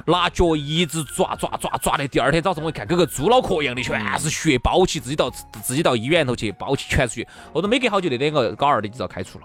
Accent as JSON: {"language": "Chinese", "area": "Chengdu", "region": "Sichuan", "country": "China", "said": "那个时候我们成都这边哈，就很多娃娃"}